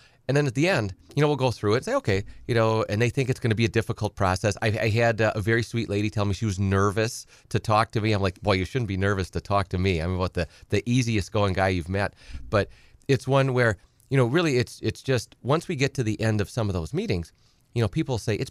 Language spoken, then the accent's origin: English; Edgar, United States; You know, I've said many times on the show, I grew up on a small farm. I'm from Edgar originally.